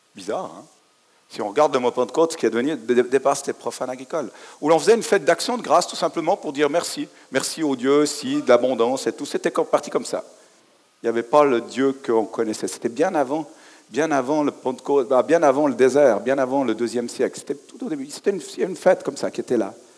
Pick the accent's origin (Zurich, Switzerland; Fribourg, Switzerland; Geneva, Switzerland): Fribourg, Switzerland; en tant que fribourgeois